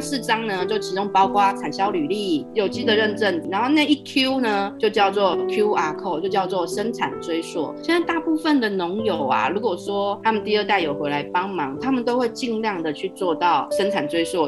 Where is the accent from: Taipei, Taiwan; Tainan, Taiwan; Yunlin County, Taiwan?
Taipei, Taiwan; now in southern Taiwan; 我就台北人嘛，过来南部之后啊